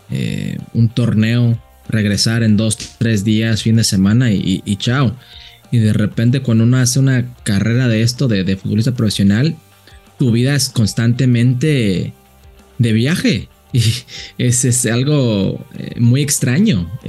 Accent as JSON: {"language": "Spanish", "region": "Jalisco", "country": "Mexico", "said": "mis papás son uno de los altos de Jalisco y aprendí mucho de, mi familia, de donde soy, eh, eh, de la cultura de, vivir eh, en, esa área de, Jalisco."}